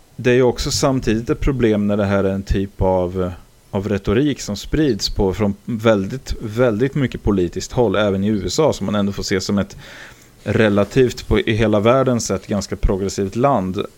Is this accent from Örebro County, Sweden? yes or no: yes; Karlskoga, Örebro County, Sweden; born or raised there